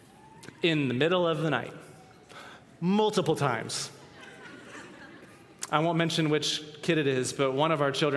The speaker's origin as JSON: {"language": "English", "area": "the Northwest", "region": "Pacific Northwest", "country": "United States", "tie": "born or raised there", "said": "we grew up in the Northwest"}